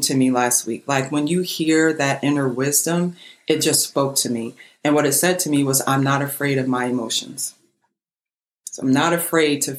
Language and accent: English; Trenton, New Jersey, United States; I'm from Trenton, New Jersey. I was raised in a row house